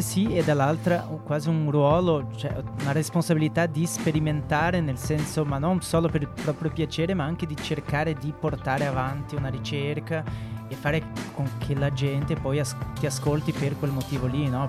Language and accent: Italian; Porto Alegre, Rio Grande do Sul, Brazil; Italian is a second language; moved away as an adult; also born or lived in Barcelona; now in Milan, Italy; noi siamo del sud del Brasile, Porto Alegre che è molto vicino all'Argentina, Uruguay